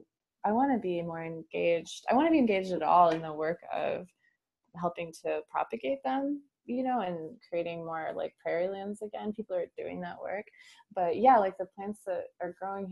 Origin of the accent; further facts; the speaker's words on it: Lincoln, Nebraska, United States; moved away as an adult; also born or lived in San Francisco Bay Area, California; moving back to my my hometown with my partner